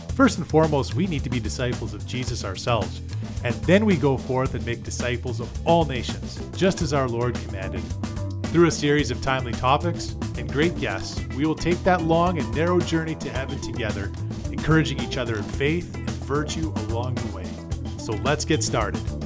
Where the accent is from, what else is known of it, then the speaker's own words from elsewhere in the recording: Canada; as a Canadian